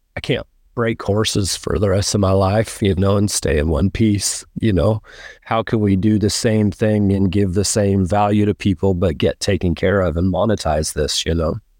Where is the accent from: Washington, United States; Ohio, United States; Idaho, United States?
Washington, United States; moved away as an adult; also born or lived in Ellensburg, Washington / Oklahoma; now in Texas, United States; I'm from Washington. I was born in Ellensburg